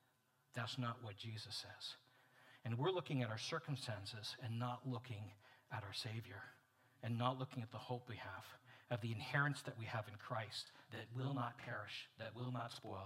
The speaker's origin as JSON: {"language": "English", "country": "Canada", "also_born_or_lived": "Montreal, Canada / Edmonton, Canada", "said": "I'm as a Canadian, been blessed as a hockey fan to live in Montreal in the 1970s when they won finally the Stanley Cups, and in Edmonton in the 80s when they won 5."}